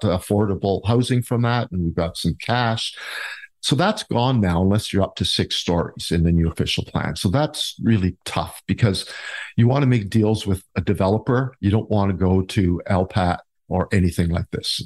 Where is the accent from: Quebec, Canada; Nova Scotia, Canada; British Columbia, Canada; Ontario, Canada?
Ontario, Canada; Niagara Falls; also born or lived in Port Weller, Ontario; now in Town of The Blue Mountains, Canada; I was born and raised in the Niagara area, born in Port Weller, actually